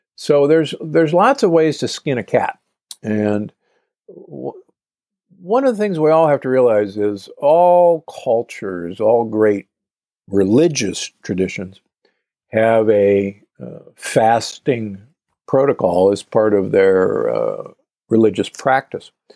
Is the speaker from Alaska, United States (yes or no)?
no; Omaha, Nebraska, United States; I grew up in Omaha, Nebraska